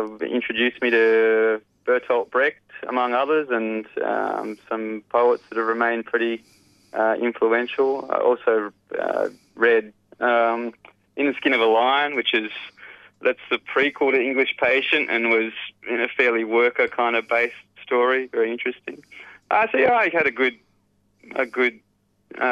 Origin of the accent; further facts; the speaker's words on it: Lismore, New South Wales, Australia; also born or lived in Toowoomba, Queensland; now in Brisbane, Australia; So I grew up in Lismore, New South Wales, at Northern Rivers